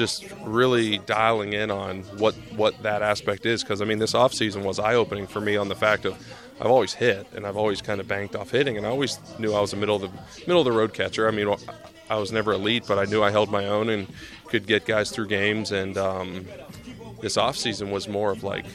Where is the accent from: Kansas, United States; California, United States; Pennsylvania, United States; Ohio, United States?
Pennsylvania, United States; I'm from Pennsylvania